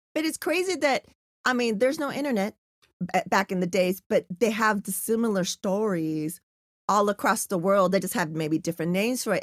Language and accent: English; San Diego, California, United States; also born or lived in National City; I'm from San Diego, born in National City